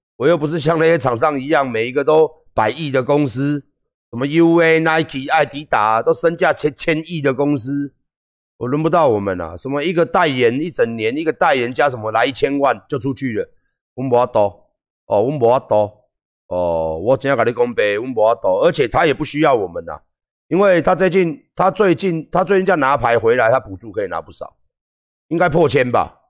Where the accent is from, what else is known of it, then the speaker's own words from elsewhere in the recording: Taiwan; 我们是台湾人